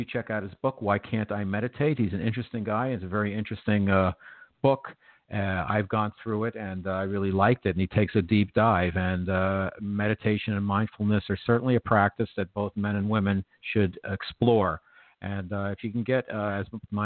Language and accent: English; New York, United States; I'm a New Yorker